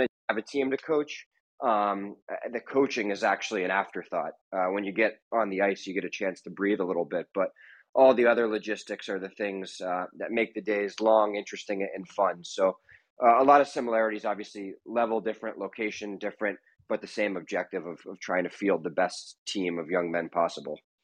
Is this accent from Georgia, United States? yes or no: no; West Point, New York, United States; now in Long Island, United States; I grew up in West Point, not so far away